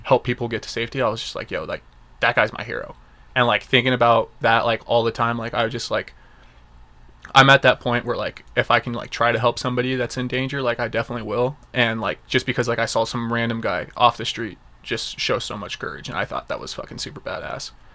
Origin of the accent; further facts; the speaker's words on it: Las Vegas, Nevada, United States; when we were growing up in Vegas